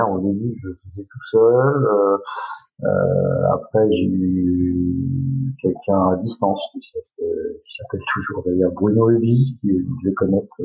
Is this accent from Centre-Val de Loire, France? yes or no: yes; Saint-Cyr-en-Val, Centre-Val de Loire, France; moved away as an adult; also born or lived in Beaugency; now in Angers, France; je suis à l'origine, je, suis, originaire d'Orléans, de Saint-Cyr-en-Val, très exactement, j'ai 40 ans, j'ai deux enfants, je suis marié, on a déménagé il y a à peu près maintenant presque deux mois, à côté d'Angers